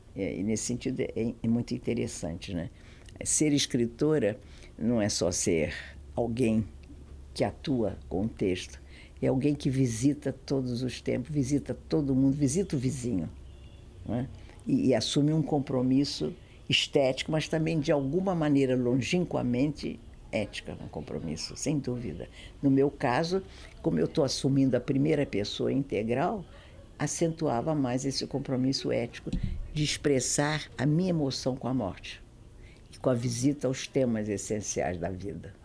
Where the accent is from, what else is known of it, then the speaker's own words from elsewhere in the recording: Brazil; also born or lived in Galicia, Spain (ancestry); eu era brasileira, sou brasileira, sou apaixonada pelo meu pai, mas eu sou de origem galega, sou espanhola